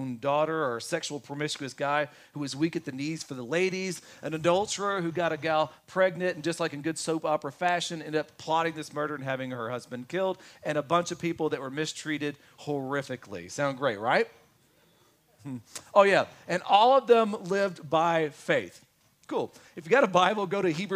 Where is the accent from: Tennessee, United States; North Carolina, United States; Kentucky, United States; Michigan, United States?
Kentucky, United States; I'm from Kentucky